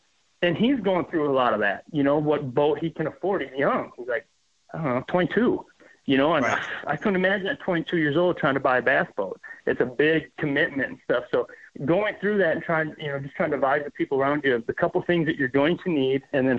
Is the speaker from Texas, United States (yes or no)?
no; Minnesota, United States; Because I'm from Minnesota, we have as many largemouth as we have smallmouth.